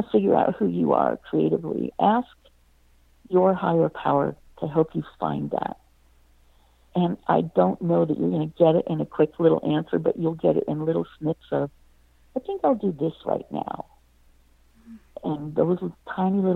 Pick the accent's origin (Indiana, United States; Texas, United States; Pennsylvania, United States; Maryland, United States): Pennsylvania, United States; moved away as an adult; also born or lived in Utah; I'm from Pennsylvania